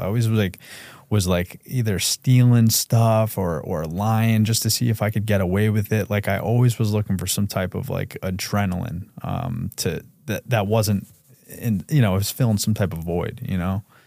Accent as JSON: {"language": "English", "town": "Brewster", "region": "New York", "country": "United States", "tie": "born or raised there", "said": "we grew up in Brewster, New York"}